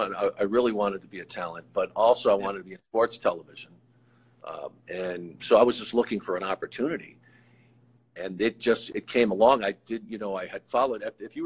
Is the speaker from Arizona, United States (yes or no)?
yes; Tucson, Arizona, United States; moved away as an adult; I grew up in Tucson, Arizona. It's not a big wrestling hub.